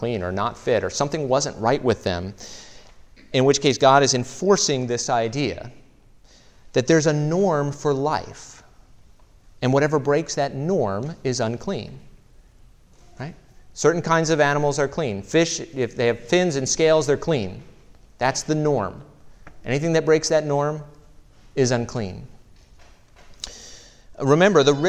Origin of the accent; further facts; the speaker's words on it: Maryland, United States; I'm from Maryland